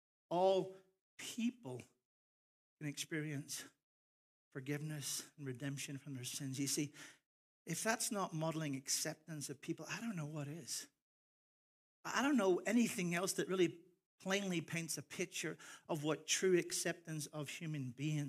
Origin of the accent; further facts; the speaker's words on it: Ireland; I am Irish, and so I'm proud of my heritage. I'm also American, so I'm confused because I have two passports.